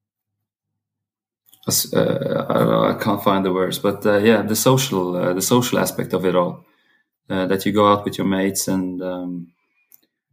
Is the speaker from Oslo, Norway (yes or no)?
no; Volda, Møre og Romsdal, Norway; I grew up in Volda. It's a small town in the middle of Sunnmøre Alps at the west coast in Norway.